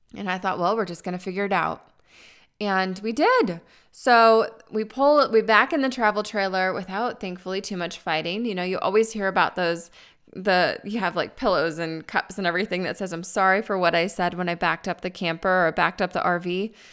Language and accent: English; Tucson, Arizona, United States; moved away as an adult; I'm originally from Arizona where it's warm